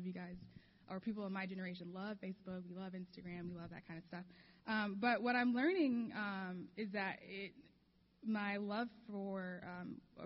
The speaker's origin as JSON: {"language": "English", "town": "Chicago", "region": "Illinois", "country": "United States", "tie": "born or raised there", "moved": "yes", "lives_now": "Los Angeles, United States", "said": "I'm from Chicago. I grew up there"}